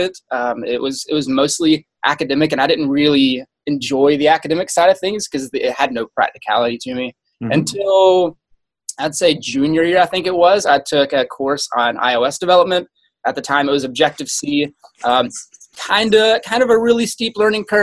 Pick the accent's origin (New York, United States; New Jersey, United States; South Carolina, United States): South Carolina, United States; moved away as an adult; I grew up in South Carolina, lived there for my entire life, went to school there, got my first job there